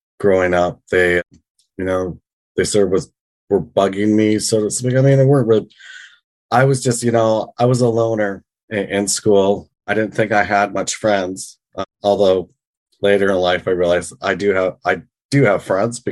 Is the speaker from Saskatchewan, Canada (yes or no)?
no; British Columbia, Canada; moved away as an adult; also born or lived in Vancouver / Victoria / London, England; now in Toronto, Canada; I was born and raised in British Columbia, lived in Vancouver, Victoria